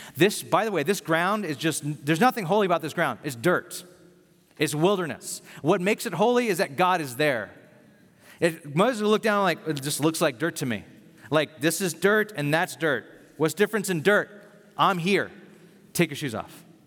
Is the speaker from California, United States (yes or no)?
yes; Bakersfield, California, United States; moved away as an adult; also born or lived in San Francisco; I'm from Bakersfield